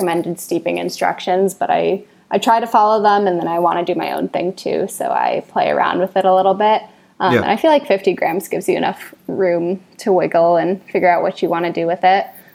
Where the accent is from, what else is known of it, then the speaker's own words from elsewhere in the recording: Boston, Massachusetts, United States; now in New York City, United States; I'm from Boston originally